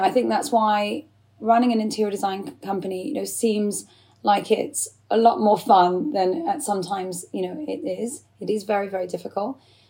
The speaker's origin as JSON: {"language": "English", "region": "England", "country": "United Kingdom", "said": "to me, I feel just as English as I do Iraqi. I have a, you know, fully Iraqi background. Both my parents are Iraqi. I feel 100% Iraqi and 100% English"}